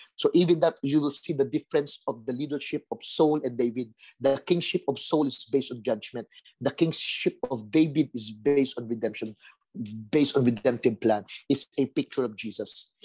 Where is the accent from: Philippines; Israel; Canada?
Philippines; Manila, Metro Manila; I grew up in Tondo, violent place